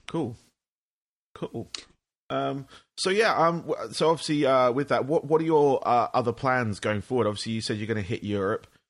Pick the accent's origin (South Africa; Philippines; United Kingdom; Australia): United Kingdom; England; now in United States; I'm from England, but I'm based in the States